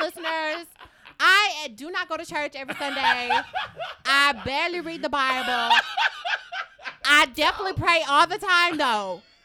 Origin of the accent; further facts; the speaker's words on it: the South, United States; I'm from the South